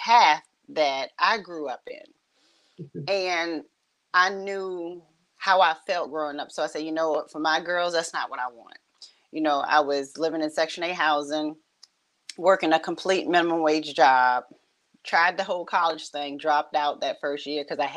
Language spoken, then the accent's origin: English; Richmond, Virginia, United States; I grew up and born and raised kind of in the same area. I'm right here in Southside, Richmond, Virginia